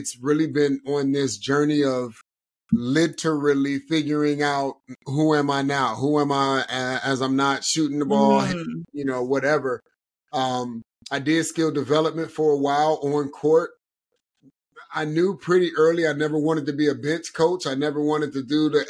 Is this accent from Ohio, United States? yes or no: yes; Cleveland, Ohio, United States; moved away as an adult; I'm born and raised in Cleveland, Ohio, grew up playing all sports